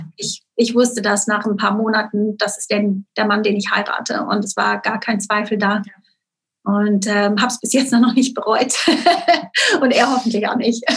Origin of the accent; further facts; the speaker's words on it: Switzerland; moved away; aufgewachsen bin ich wirklich auf dem Schweizer Dorf, wie man sich so vorstellt, mit den Kühen und den Bergen im Hintergrund am Bodensee.